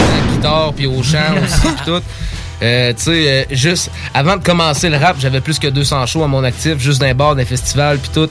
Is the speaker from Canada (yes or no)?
yes; Sainte-Apolline-de-Patton, Quebec, Canada; on vient de Sainte-Apolline, puis saint euh, Sainte-Apolline de Patton